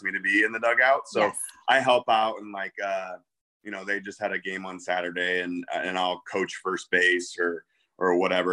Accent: Midwest, United States; now in Naperville, United States; I'm from the Midwest

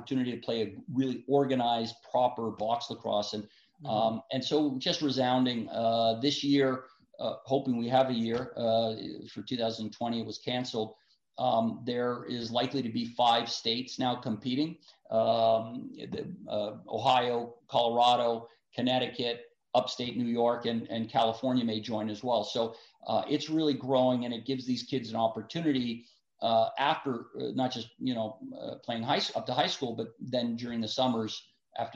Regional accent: Vancouver, British Columbia, Canada; moved away; also born or lived in Richmond, British Columbia; I grew up in Vancouver, British Columbia

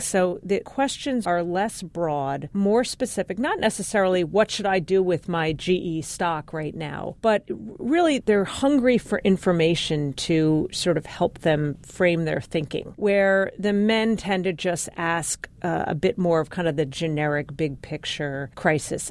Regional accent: New York City, New York, United States; I was born in Brooklyn. My parents were born and raised in Brooklyn

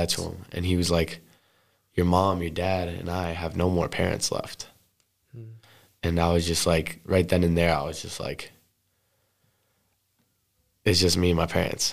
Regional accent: the Berkshires, Western Massachusetts, United States; That's literally Western Mass. That's what I grew up with in the Berkshires.

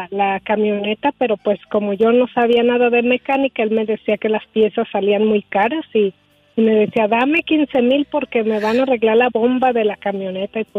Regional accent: Uruapan, Michoacán, Mexico; moved away as an adult; now in United States; Soy de Uruapan, Michoacán.

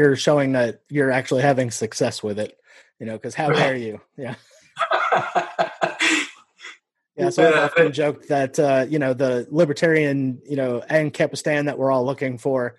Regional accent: Nebraska, United States; born there; also born or lived in Iowa; You know, I was born in Nebraska. We lived in Iowa for a little bit.

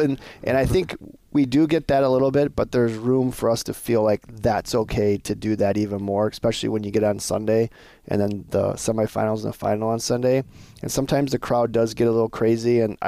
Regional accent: Montana, United States; I'm originally from Montana. There's a team from Montana this year.

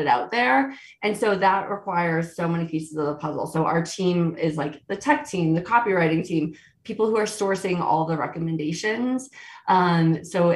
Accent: Virginia, United States; moved away as an adult; now in Aspen, United States; I grew up in Virginia, which people have always loved to make fun of. But I've lived out in Colorado since 2006

